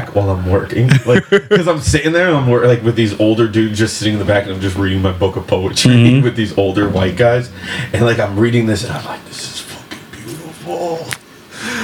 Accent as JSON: {"language": "English", "town": "Bridgeport", "region": "Connecticut", "country": "United States", "said": "where are you from? And I say Bridgeport"}